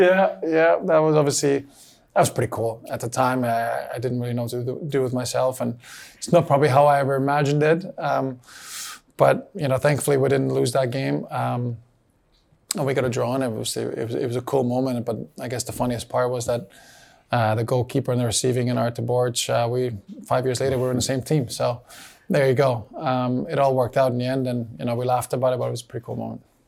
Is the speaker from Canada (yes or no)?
yes; Canada; moved away; also born or lived in Bosnia and Herzegovina; I grew up in Canada, spent some really important years there, was given the opportunities to play in the youth national teams there. But again, I was never capped. Born in Bosnia, Bosnian family.